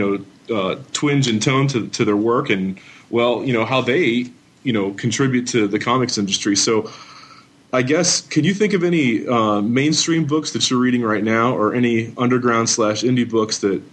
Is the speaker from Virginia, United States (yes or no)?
no; Pittsburgh, Pennsylvania, United States; I'm from East Pittsburgh myself, like east suburbs, like Harrison City, Monroeville